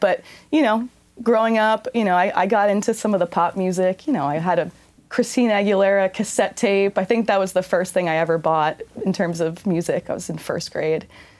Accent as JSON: {"language": "English", "town": "Philadelphia", "region": "Pennsylvania", "country": "United States", "tie": "born or raised there", "moved": "yes", "lives_now": "San Diego, United States", "said": "I grew up a little bit outside of Philadelphia."}